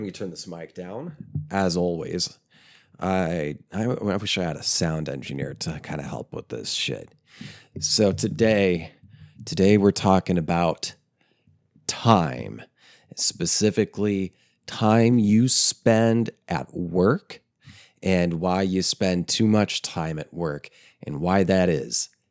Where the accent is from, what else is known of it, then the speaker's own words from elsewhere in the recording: small town in eastern Oklahoma, United States; also born or lived in New Jersey; the town I would later end up um, living and growing up in.